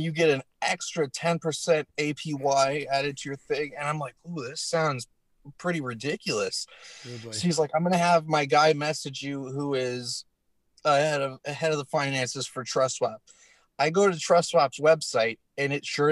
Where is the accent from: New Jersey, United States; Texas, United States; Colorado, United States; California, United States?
Colorado, United States; Denver; moved away; I'm from Denver originally